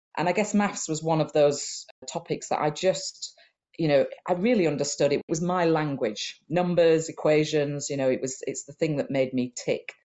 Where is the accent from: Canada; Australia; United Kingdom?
United Kingdom; Huddersfield, Yorkshire and the Humber; I was born in Huddersfield in Yorkshire, which is in the north of England